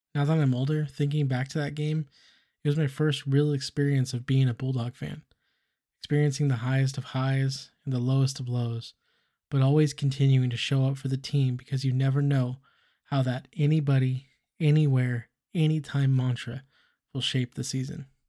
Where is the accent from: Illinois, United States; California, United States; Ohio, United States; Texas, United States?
California, United States; Fresno; growing up in Fresno, California